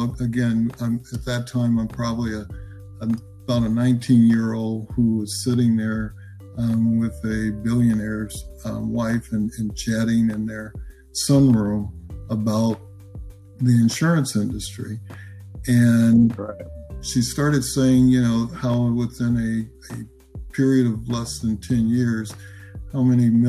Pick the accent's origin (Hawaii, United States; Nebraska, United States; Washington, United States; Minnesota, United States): Nebraska, United States; Omaha; I'm from Nebraska. I'm originally from Omaha, Nebraska